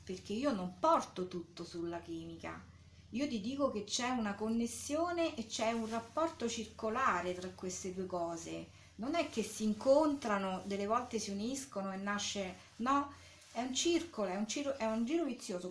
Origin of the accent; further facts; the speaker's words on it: Rome, Lazio, Italy; moved away as an adult; now in Anticoli Corrado, Italy; provengo diciamo originariamente da Roma eh, dove sono nata e dove ci sono stata fino al 90 più o meno